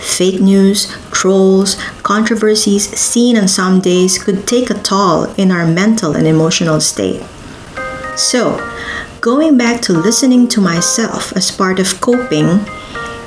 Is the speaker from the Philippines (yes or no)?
yes; Philippines; moved away as an adult; I've been living half of my life as a Filipino migrant